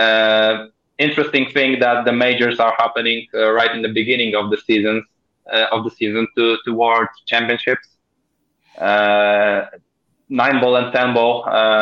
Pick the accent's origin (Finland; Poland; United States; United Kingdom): Poland; my home country